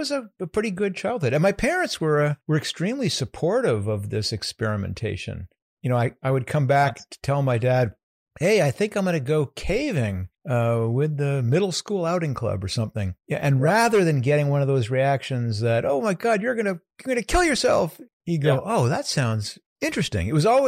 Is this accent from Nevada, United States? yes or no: no; New York, United States; born there; I was born in Westchester County in New York, a suburb of New York City, a bedroom community.